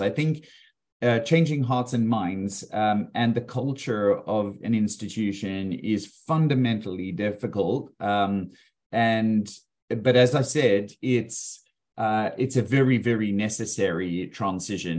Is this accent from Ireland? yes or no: no; South Africa; also born or lived in Australia; now in Melbourne, Australia; I was originally from South Africa